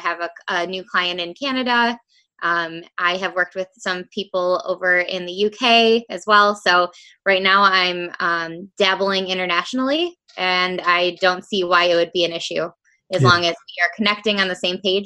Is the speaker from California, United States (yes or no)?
no; Rockford, Illinois, United States; I am from the Chicago area, specifically Rockford, Illinois in the U.S.